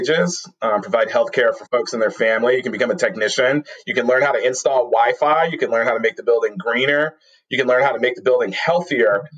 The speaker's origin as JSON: {"language": "English", "town": "New York City", "region": "New York", "country": "United States", "tie": "born or raised there", "said": "growing up in Brooklyn"}